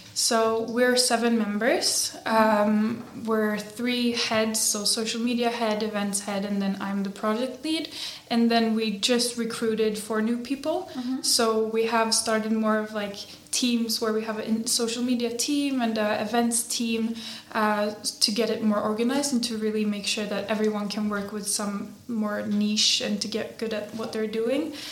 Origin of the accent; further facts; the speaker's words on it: Sweden; moved away as an adult; now in Prague, Czech Republic; I am uh, half Swedish, half Czech. I grew up in Sweden